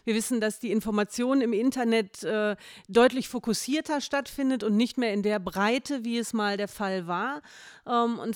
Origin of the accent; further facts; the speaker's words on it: Hattingen, North Rhine-Westphalia, Germany; bin verheiratet, habe zwei Kinder und bin geboren und aufgewachsen auch schon in Hattingen